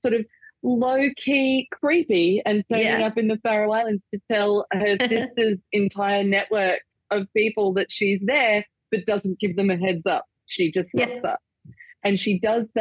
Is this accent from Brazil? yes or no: no; Australia; also born or lived in Manchester, United Kingdom; a staple that I grew up with here in Australia.